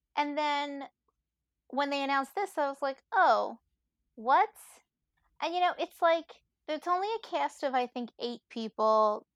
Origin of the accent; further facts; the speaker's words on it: New York City, New York, United States; I'm Italian from Brooklyn